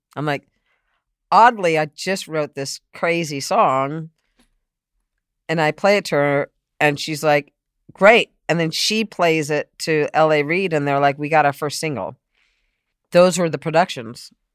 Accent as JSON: {"language": "English", "town": "San Diego", "region": "California", "country": "United States", "tie": "born or raised there", "also_born_or_lived": "Boston", "said": "I grew up in San Diego"}